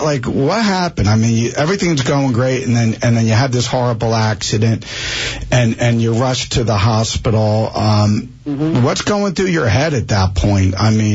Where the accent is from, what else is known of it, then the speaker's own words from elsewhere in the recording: Springfield, New Jersey, United States; I grew up in Springfield